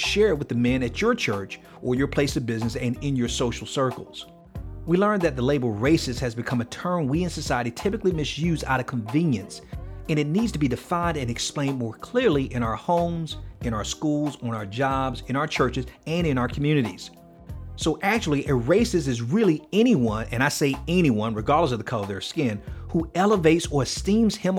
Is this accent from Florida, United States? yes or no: yes; Miami, Florida, United States; I'm from Miami